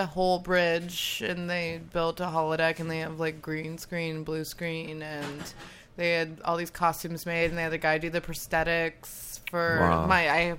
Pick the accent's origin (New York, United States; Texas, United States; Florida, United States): Florida, United States; Orlando; moved away; I was raised in Florida